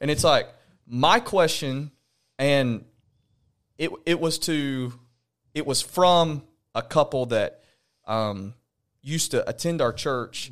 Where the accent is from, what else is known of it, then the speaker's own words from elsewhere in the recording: Alabama, United States; now in Knoxville, United States; I'm from Alabama.